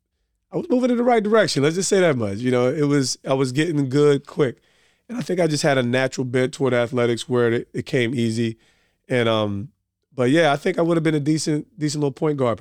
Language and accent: English; Montclair, New Jersey, United States; also born or lived in East Orange; I'm from Montclair by way of East Orange. Essex County, we're here.